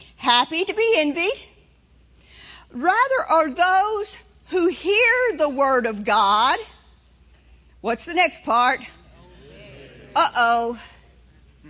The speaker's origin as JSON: {"language": "English", "town": "New Orleans", "region": "Louisiana", "country": "United States", "tie": "born or raised there", "moved": "yes", "said": "I was born in New Orleans, in the city of New Orleans. And I grew up there"}